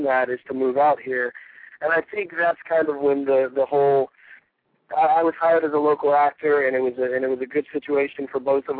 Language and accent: English; Greensboro, North Carolina, United States; moved away as an adult; now in Los Angeles, United States; I was born in Greensboro, North Carolina. I was raised in Greensboro